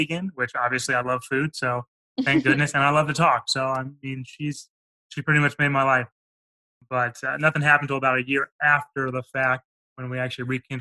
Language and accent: English; Overland Park, Kansas, United States; I grew up in Kansas, Overland Park, Johnson County area